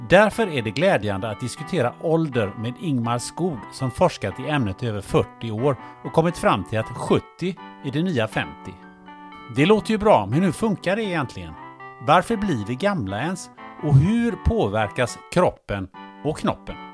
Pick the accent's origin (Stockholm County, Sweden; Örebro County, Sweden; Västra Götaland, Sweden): Västra Götaland, Sweden; Kungälv; nu är jag uppvuxen i Kungälv då